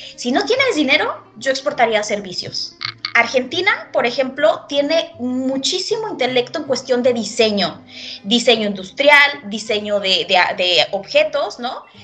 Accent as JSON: {"language": "Spanish", "country": "Mexico", "moved": "as an adult"}